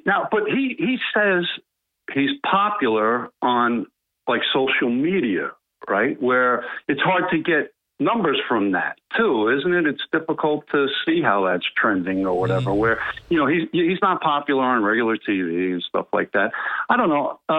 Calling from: The Villages, Florida, United States; from the West Side in the Villages, Florida.

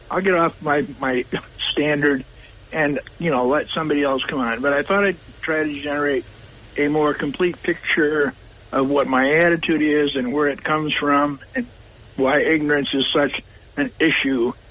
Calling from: Castle Creek, New York, United States; from Castle Creek.

